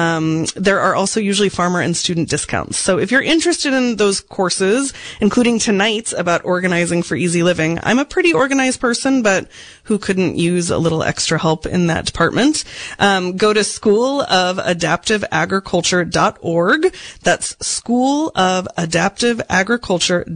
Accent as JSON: {"language": "English", "town": "Seattle", "region": "Washington", "country": "United States", "said": "I'm from Seattle"}